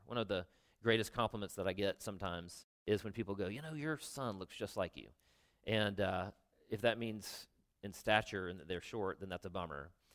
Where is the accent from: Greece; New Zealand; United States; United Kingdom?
United States; South Carolina; I'm from South Carolina